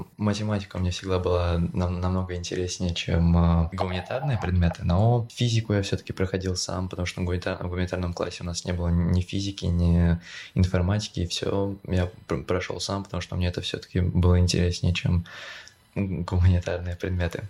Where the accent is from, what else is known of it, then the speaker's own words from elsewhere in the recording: Moscow, Russia; moved away as an adult; also born or lived in Czech Republic; now in Prague, Czech Republic; я в Москве сколько, 11 лет учился в средней школе